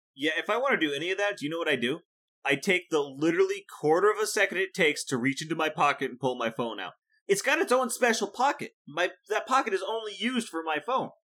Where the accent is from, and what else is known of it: Iowa, United States; born or raised there